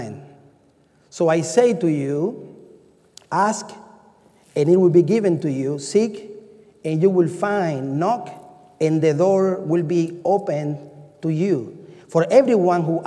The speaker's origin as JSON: {"language": "English", "country": "Cuba", "moved": "yes", "said": "I'm from Cuba"}